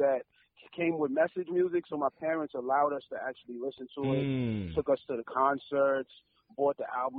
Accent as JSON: {"language": "English", "town": "New York City", "region": "New York", "country": "United States", "moved": "yes", "said": "I'm from New York, originally from Brooklyn."}